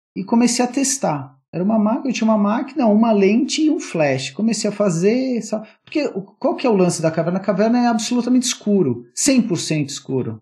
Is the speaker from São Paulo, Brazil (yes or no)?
yes; São Paulo, Brazil; also born or lived in Atibaia; Morava em São Paulo, eu sou de São Paulo